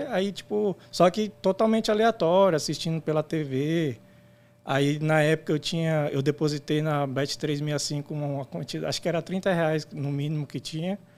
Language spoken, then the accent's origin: Portuguese; São Bernardo do Campo, São Paulo, Brazil; Isso, sou do ABC Paulista.